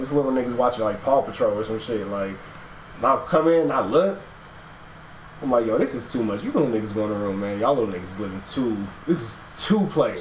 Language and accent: English; Los Angeles, California, United States; now in Atlanta, United States; I grew up in LA, born and raised